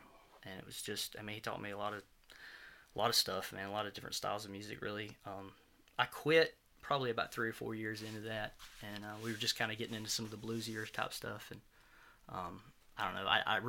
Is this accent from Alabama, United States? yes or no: yes; Forestdale, Alabama, United States; also born or lived in Corner, Alabama; now in Gardendale, United States; I'm from Forestdale originally, and then I lived in Corner, Alabama for a long time, and just recently moved to Gardendale.